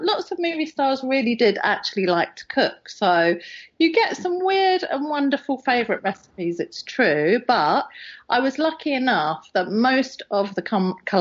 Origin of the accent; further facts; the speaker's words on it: England, United Kingdom; I'm English